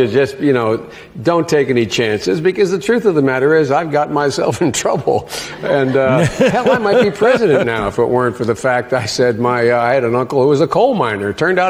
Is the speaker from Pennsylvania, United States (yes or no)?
yes; Scranton, Pennsylvania, United States; You know, I'm from Scranton, Pennsylvania.